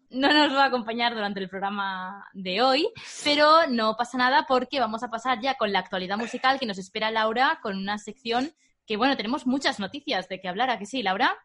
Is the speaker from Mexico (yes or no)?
no; Barcelona, Catalonia, Spain; tanto Adri, Jordi y yo somos de Barcelona, Barcelona